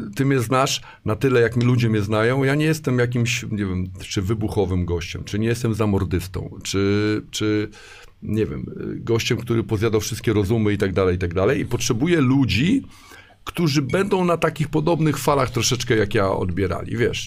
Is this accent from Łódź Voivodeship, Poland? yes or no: no; Warsaw, Masovian Voivodeship, Poland; now in Szczecin, Poland; Jestem w ogóle z Warszawy